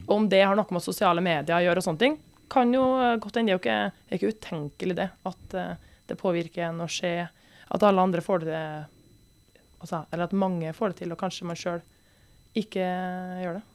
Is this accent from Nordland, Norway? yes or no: no; Trøndelag, Norway; som trønder